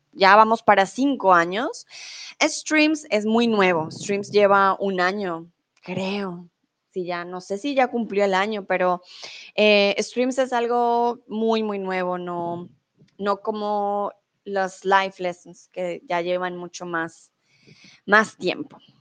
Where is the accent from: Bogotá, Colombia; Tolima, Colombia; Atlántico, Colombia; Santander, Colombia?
Bogotá, Colombia; moved away as an adult; also born or lived in Germany; now in Mexico; soy de Colombia, soy de la capital, de Bogotá.